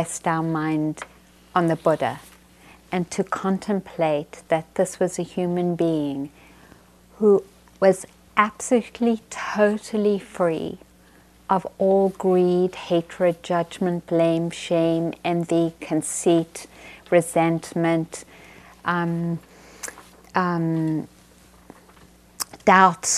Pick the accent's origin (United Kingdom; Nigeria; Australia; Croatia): United Kingdom; England; moved away; I grew up in England